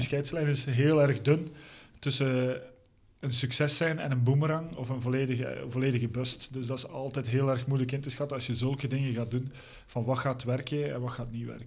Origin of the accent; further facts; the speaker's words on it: Belgium; zeker als Belg